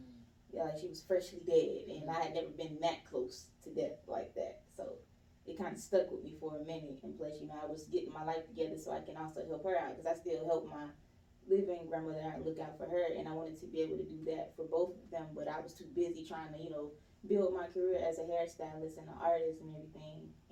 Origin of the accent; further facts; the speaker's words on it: East Point, Georgia, United States; I'm born and raised in Swats Helen from East Point, Georgia.